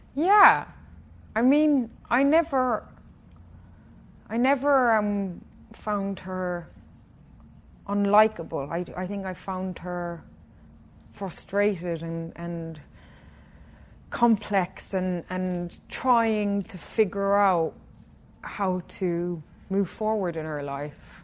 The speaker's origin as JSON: {"language": "English", "town": "Killarney", "region": "Munster", "country": "Ireland", "tie": "born or raised there", "said": "my hometown in Killarney"}